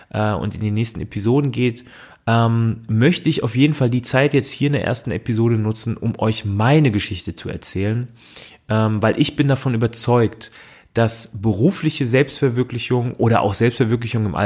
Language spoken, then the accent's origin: German; Frankfurt am Main, Hesse, Germany; habe dann auch direkt in meiner Heimatstadt in Frankfurt am Main äh, einen Psychologiestudienplatz äh, bekommen.